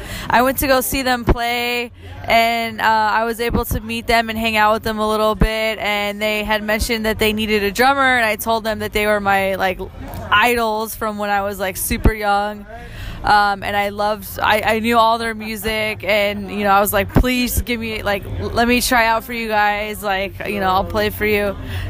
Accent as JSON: {"language": "English", "town": "San Francisco", "region": "California", "country": "United States", "tie": "born or raised there", "moved": "as an adult", "lives_now": "Los Angeles, United States", "said": "So I'm in my hometown of San Francisco"}